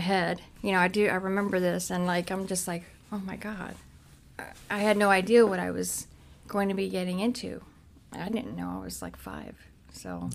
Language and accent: English; Cincinnati, Ohio, United States; I grew up in Cincinnati. That's where my mom was, um, Price Hill in Cincinnati